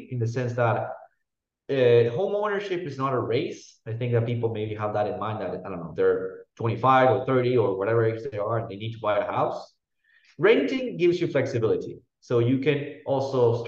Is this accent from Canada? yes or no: no; Argentina; moved away; I come from Argentina, which is a very messy country